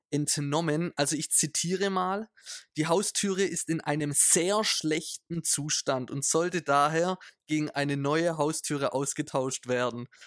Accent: Italy; Für mich als Italiener reicht's.

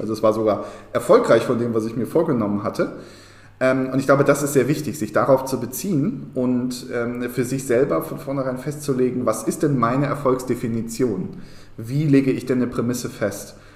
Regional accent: Berlin, Germany; auch hier muss ich mich wieder outen als Berliner

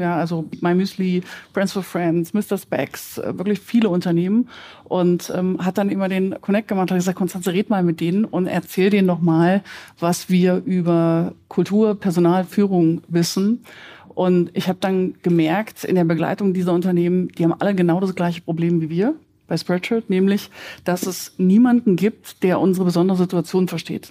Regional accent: Germany; Wir sind als Deutsche

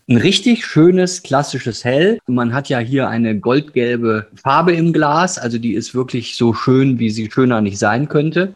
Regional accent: Ruhr area, North Rhine-Westphalia, Germany; now in Bavaria, Germany; ich bin aus dem Ruhrgebiet. Uns hat beide freiwillig nach Bayern verschlagen

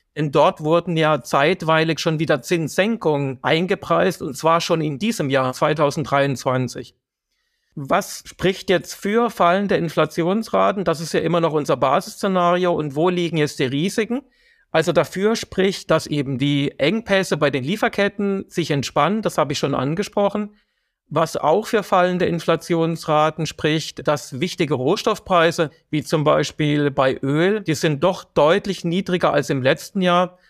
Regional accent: Germany; bei uns in Deutschland

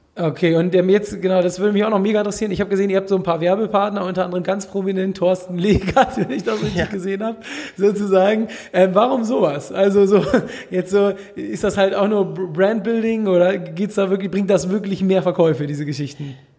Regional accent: Hamburg, Germany; ich komme ja hier aus Hamburg

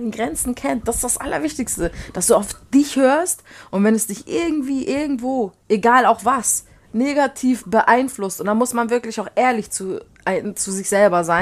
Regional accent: Poland; Also ich komme ja aus Polen und da ist, ist man halt auch gewohnt, kurze zu trinken

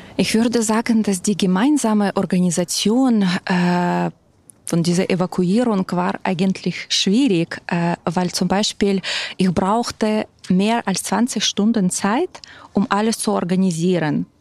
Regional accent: Ukraine; German is a second language; now in Berlin, Germany; aber bin ursprünglich selbst aus der Ukraine

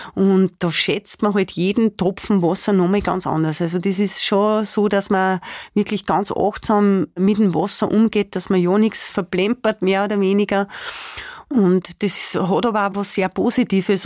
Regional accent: Spital am Pyhrn, Upper Austria, Austria; now in Attersee, Austria; Spital am Büren, das ist so meine Heimatgemeinde, wo ich auch aufgewachsen bin

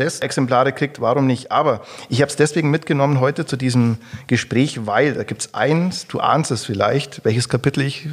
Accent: Augsburg, Bavaria, Germany; Aus also Augsburg, dann musst du sagen, ja, ist bei München

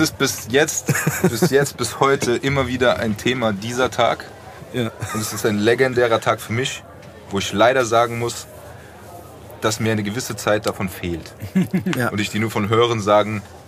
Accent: Frankfurt, Hesse, Germany; bei uns in Braunheim der, am Nidderaltarm äh, auf dem Rasenplatz

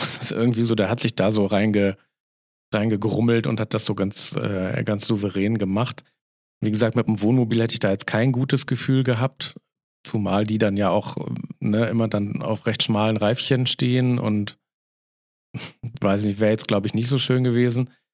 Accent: Northern Germany, Germany; da wo ich herkomme, ist es immer Moin

